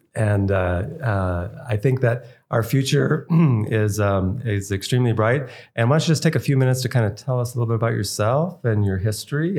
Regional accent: East Coast, United States; moved away as an adult; now in Idaho, United States; We were from the East Coast always

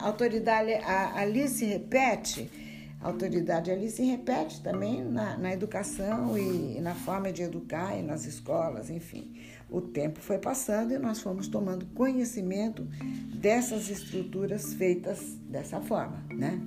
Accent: Brazil; nossa formação como brasileiros

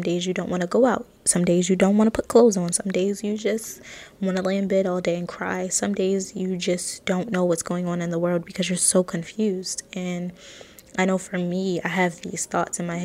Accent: Baltimore, Maryland, United States; I'm from Baltimore, Maryland, and I'm only 22

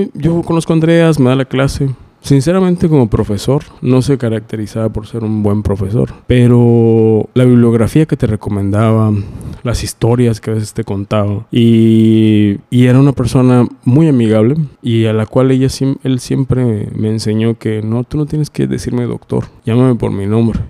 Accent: Mérida, Yucatán, Mexico; moved away; Yo soy de Mérida.

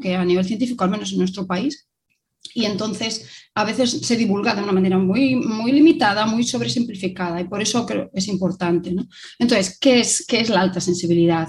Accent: Vigo, Galicia, Spain; now in Barcelona, Spain; soy originaria de, de Vigo, pero ya hace bastantes años que vivo en Barcelona.

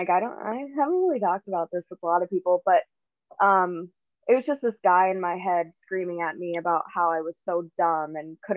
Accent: Owen, Wisconsin, United States; I grew up in Owen, Wisconsin, which is in central, like very central Wisconsin

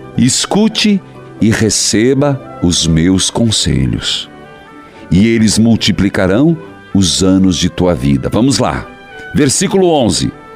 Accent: Paraíso do Norte, Paraná, Brazil; moved away; minha terra natal

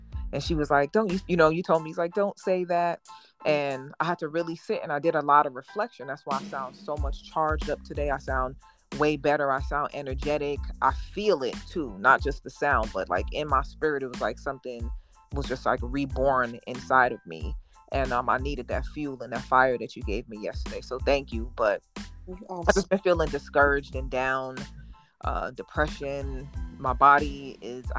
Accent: New York City, New York, United States; moved away as an adult; also born or lived in Jamaica; now in Arizona, United States; I am from Brooklyn, New York, but I've lived in Arizona for the last 20-odd years

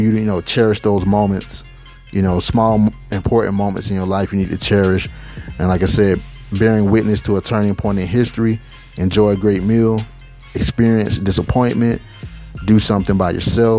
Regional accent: Atlanta, Georgia, United States; moved away as an adult; now in Las Vegas, United States; I recently moved from my hometown in Atlanta, Georgia to Las Vegas

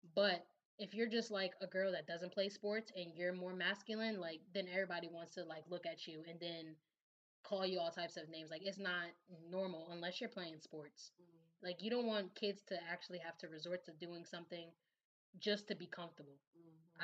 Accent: New Jersey, United States; now in Baltimore, United States; growing up in Jersey, you, we didn't have any

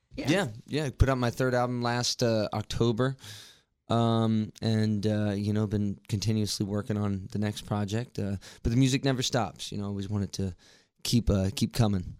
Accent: Martinsburg, West Virginia, United States; I'm from Martinsburg, uh, born and raised here

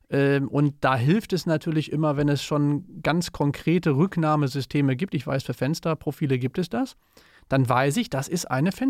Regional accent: Cologne, North Rhine-Westphalia, Germany; das passt uns natürlich gut als Kölner, wir, wir lieben Dreigestirne.

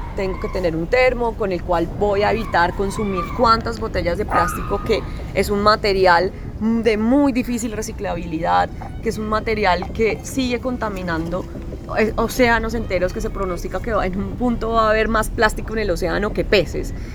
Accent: Colombia; en Colombia, digamos, no tenemos una ley de los glaciares

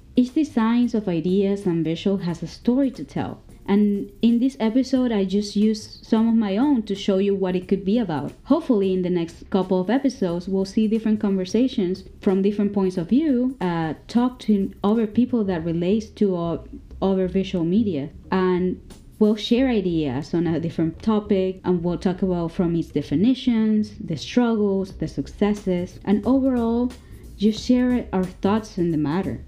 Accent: Caracas, Capital District, Venezuela; I come from Caracas, Venezuela.

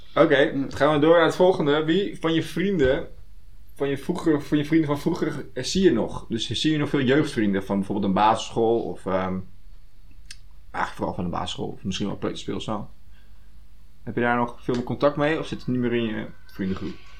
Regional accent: Netherlands; dat je daar als Nederlander, als nuchtere Nederlander, daar zo snel doorheen kan, prikt

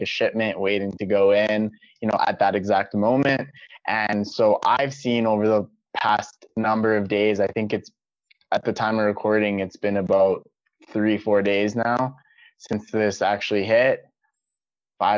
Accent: Canada; I'm Canadian

